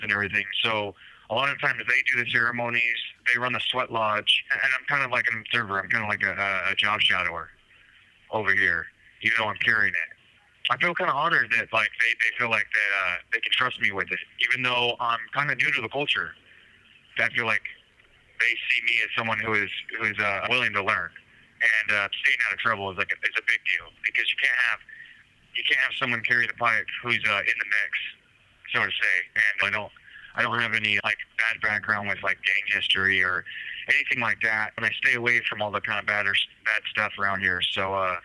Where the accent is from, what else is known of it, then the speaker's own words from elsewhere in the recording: Eastern Washington, United States; I'm from the Eastern Washington